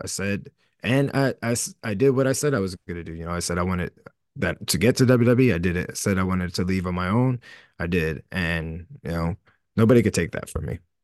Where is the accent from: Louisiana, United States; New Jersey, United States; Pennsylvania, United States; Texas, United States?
New Jersey, United States; Camden; I always still feel like I'm the dude from Camden, New Jersey